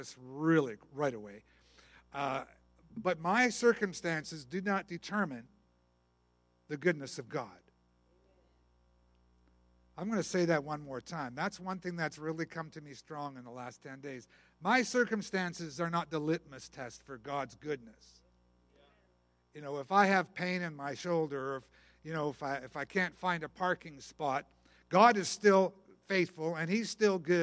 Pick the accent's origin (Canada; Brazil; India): Canada; I am Canadian